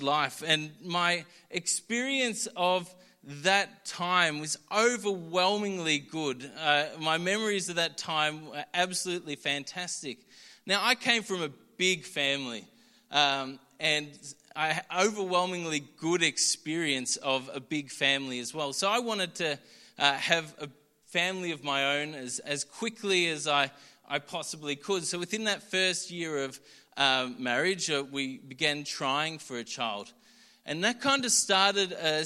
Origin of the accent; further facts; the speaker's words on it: Melbourne, Victoria, Australia; I grew up in Doncaster City Church and then moved to Yarra Plenty when I was young